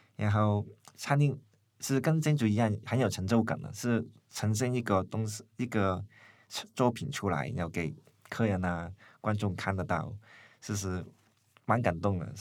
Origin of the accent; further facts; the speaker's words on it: Hong Kong; moved away as an adult; now in Taiwan; 读完书，在台湾读书了，呃，早上回香港开店